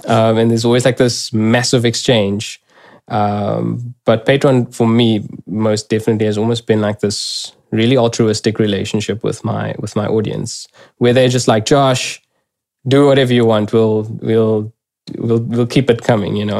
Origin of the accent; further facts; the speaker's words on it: South Africa; first language English; me as a South African